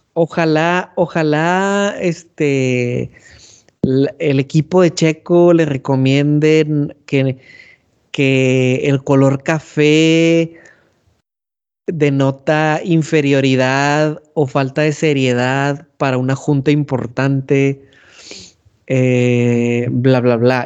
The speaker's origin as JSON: {"language": "Spanish", "town": "San Nicolás de los Garza", "region": "Nuevo León", "country": "Mexico", "tie": "born or raised there", "said": "le agradezco a San Nicolás por haberme elegido como hijo suyo"}